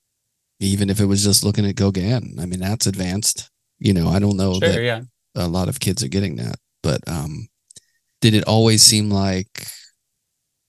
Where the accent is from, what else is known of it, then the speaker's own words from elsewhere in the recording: Pittsburgh, Pennsylvania, United States; now in New York City, United States; I'm from Pittsburgh